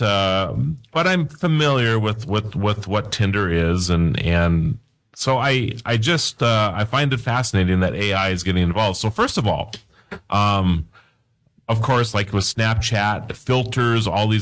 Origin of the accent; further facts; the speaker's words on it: Mandan, North Dakota, United States; my hometown here again, but in Mandan, North Dakota